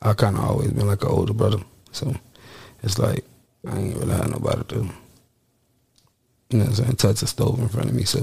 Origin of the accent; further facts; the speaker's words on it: Jacksonville, Florida, United States; I'm from Duval.